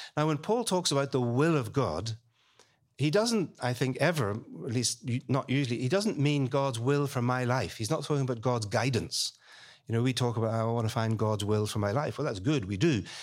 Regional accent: Belfast, Northern Ireland, United Kingdom; now in London, United Kingdom; I was born and brought up in Belfast

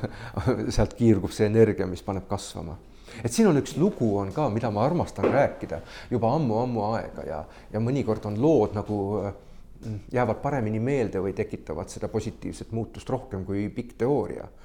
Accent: Estonia; mina ja Signe oleme Eestist

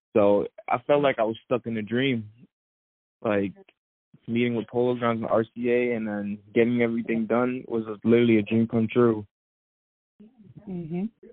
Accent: New York City, New York, United States; growing up in Brooklyn

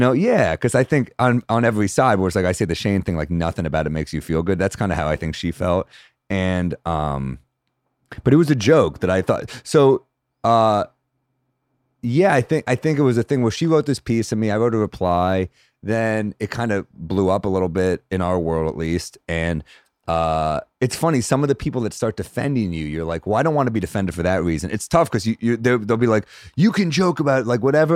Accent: New York City, New York, United States; I'm a New Yorker

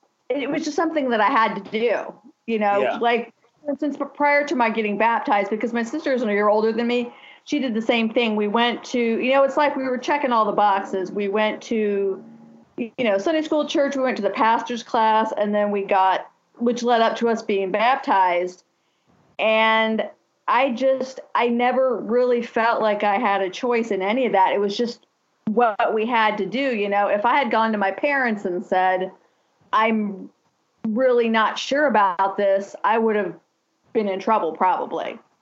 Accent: Lima, Ohio, United States; I was, back home in Lima. That's where I'm from. My parents were both also born and raised in that church.

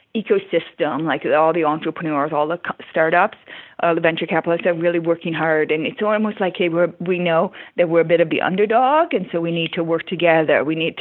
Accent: Toronto, Ontario, Canada; I came from Toronto and like nobody ever would ask somebody, oh, are you going to start your own business?

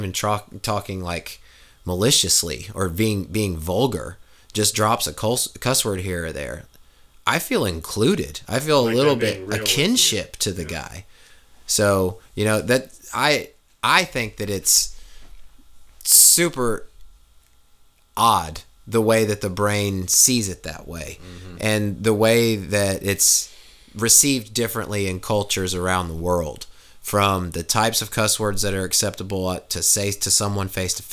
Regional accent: Kansas, United States; now in Tennessee, United States; growing up in Kansas

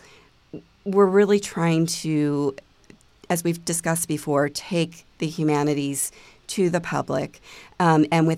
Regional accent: Delaware, United States; I grew up in Delaware, my grandfather actually worked for DuPont for a number of years

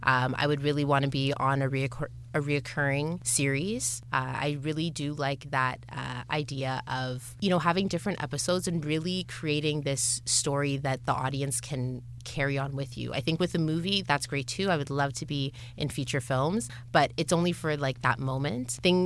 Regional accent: Scarborough, Ontario, Canada; especially other people growing up in Scarborough or other people growing up with parents that have immigrated to Canada

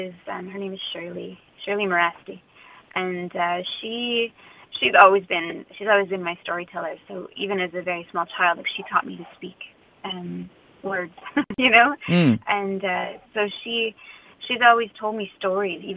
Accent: Meadow Lake, Saskatchewan, Canada; I grew up in Meadow Lake. I was born there.

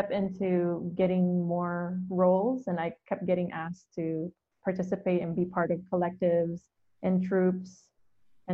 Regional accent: Hayward, California, United States; I grew up in the East Bay in Hayward.

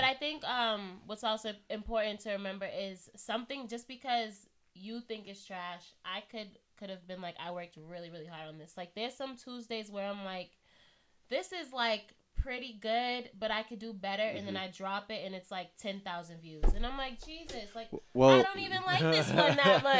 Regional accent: Boston, Massachusetts, United States; born or raised there

